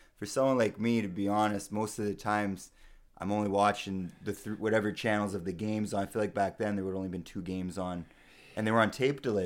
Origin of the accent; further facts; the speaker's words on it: Sault Ste. Marie, Ontario, Canada; moved away; We're both from Sault Ste. Marie. Uh, I haven't lived there in quite a while